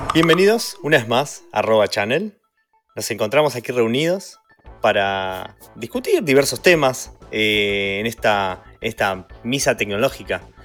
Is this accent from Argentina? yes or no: yes; Mar del Plata, Buenos Aires Province, Argentina; yo crecí en Mar del Plata